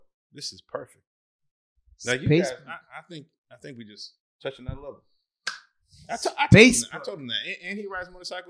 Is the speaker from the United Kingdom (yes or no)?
no; Santo Domingo, Dominican Republic; Baba, I'm from Santo Domingo.